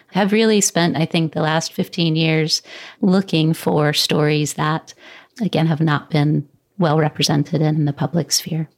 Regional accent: Columbia, South Carolina, United States; I am born and raised in Columbia, South Carolina.

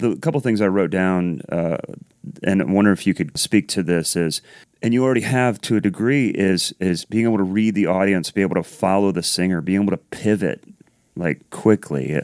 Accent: Columbus, Ohio, United States; moved away as an adult; I grew up in Columbus, Ohio, so I'm, I'm a Midwest guy

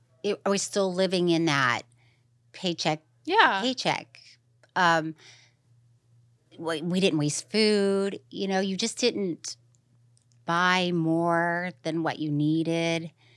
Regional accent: Florida, United States; now in Los Angeles, United States; So, as you know, growing up in Florida, I just thought, once again, that's how everybody, I thought everybody just walked around sweaty.

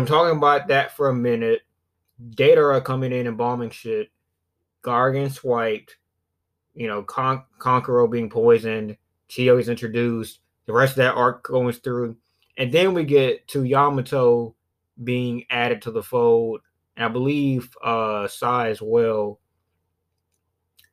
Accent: south of Alabama, United States; I'm from the south of Alabama, so my accent

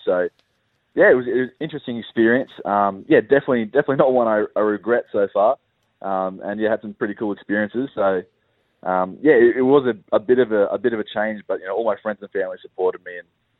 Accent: Sydney, New South Wales, Australia; moved away as an adult; now in Melbourne, Australia; So I'm from Sydney originally, and so I have a link with a good club, Easter, up there.

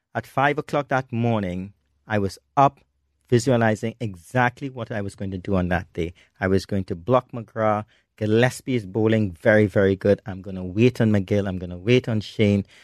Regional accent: Trinidad & Tobago; in Trinidad and Tobago, which is my hometown

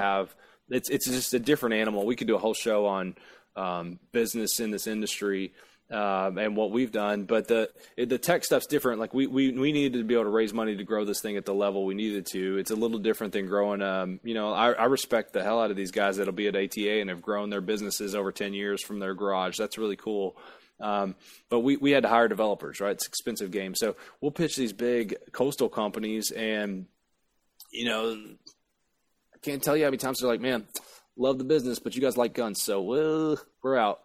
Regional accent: Appalachia, United States; I really am from a holler, um, in, in Appalachia

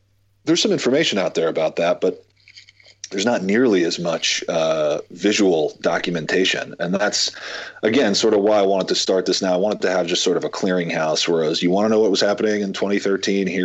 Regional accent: United States; We grew up right outside of New York City

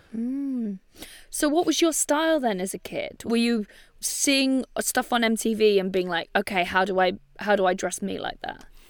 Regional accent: Bangor, Wales, United Kingdom; born or raised there

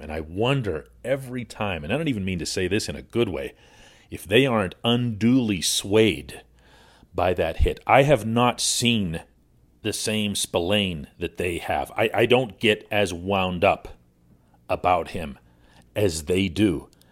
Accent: Pittsburgh, Pennsylvania, United States; I'm born and raised in Pittsburgh. I'll never leave

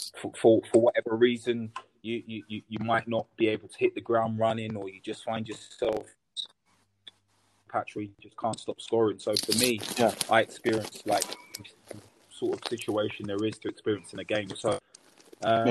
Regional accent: London, United Kingdom; I'm a South London boy, so I grew up in Peckham. I was born and raised in Peckham

